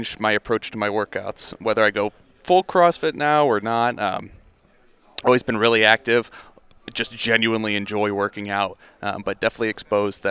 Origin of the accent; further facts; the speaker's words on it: Novelty, Ohio, United States; I'm from Novelty, Ohio, up in the Cleveland area